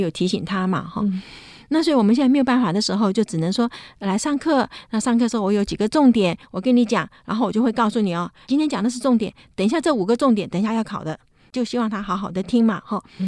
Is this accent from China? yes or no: no; Taiwan; moved away as an adult; also born or lived in United States; 那我们那时候不在台湾